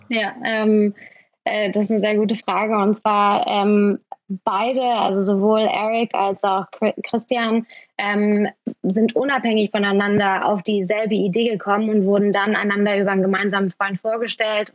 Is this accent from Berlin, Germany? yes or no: yes; Berlin, Germany; ich bin Berlinerin, ich kenne mich hier super gut aus